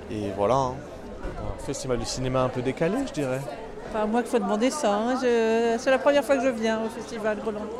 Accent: Toulouse, Occitania, France; moi, je suis de Toulouse, euh, je suis étudiant et honnêtement, euh, je trouve que personne ne connaît Groland, même à Toulouse

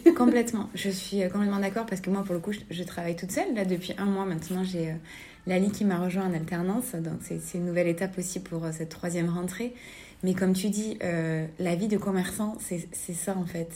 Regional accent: Albi, Occitania, France; now in Toulouse, France; moi, je suis originaire d'Albi, donc je ne suis pas originaire de Toulouse. J'ai grandi à côté d'Albi

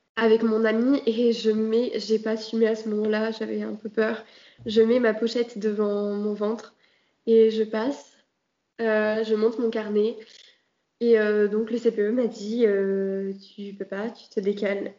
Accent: Marseille, Provence-Alpes-Côte d'Azur, France; je suis de Marseille et je suis dans un lycée à Marseille

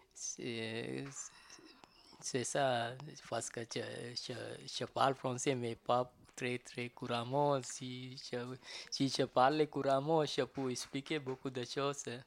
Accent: Sri Lanka; French is a second language; now in Paris, France; je viens de Sri Lanka. Euh, je viens de Sri Lanka et puis j'arrive, j'arrive à Paris, France, 1992.

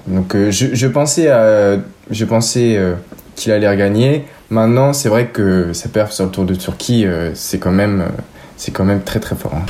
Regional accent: Issoudun, Centre-Val de Loire, France; also born or lived in Châteauroux; la ville où j'ai toujours habité, Issoudun

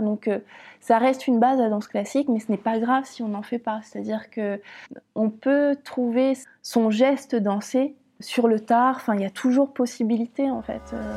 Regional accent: Caen, Normandy, France; moved away as an adult; also born or lived in Lyon; Je suis née à Caen

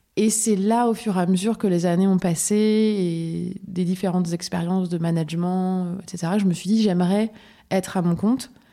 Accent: Lorraine, Grand Est, France; now in Paris region, France; je suis lorraine.

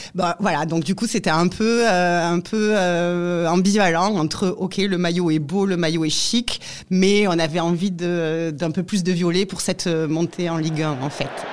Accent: Leucate, Occitania, France; suis euh, originaire de Lecate, dans l'Aude

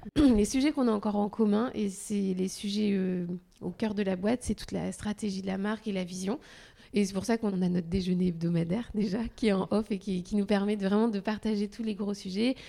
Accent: Loir-et-Cher, Centre-Val de Loire, France; moved away as an adult; also born or lived in Paris; now in Nantes, France; je suis née dans le Loir-et-Cher. Et donc, j'ai grandi là

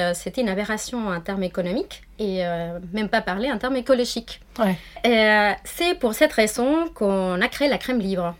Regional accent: Argentina; accent: Argentine; French is a second language; moved away; je suis euh, argentine, d'où mon petit accent qui vient du sud

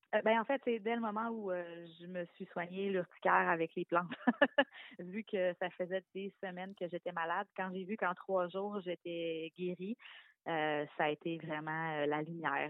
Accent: Quebec City, Quebec, Canada; now in Laurentides, Canada; Moi, je viens de la région de Québec, mais j'habite la région des Laurentides maintenant

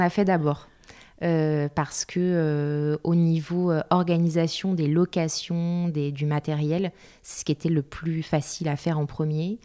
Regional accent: Paris, Île-de-France, France; moved away as an adult; now in Bordeaux, France; Je suis parisienne et j'habite Bordeaux depuis 6 ans maintenant.

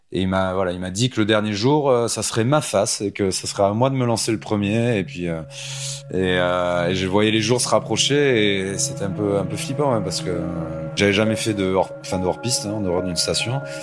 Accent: Anglet, Nouvelle-Aquitaine, France; sur la côte de chez moi, au Pays Basque, euh, sur Anglette

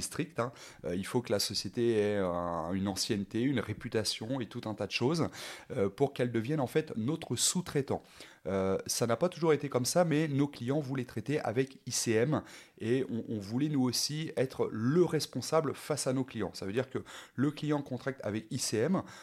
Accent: Rouen, Normandy, France; je suis originaire de Rouen

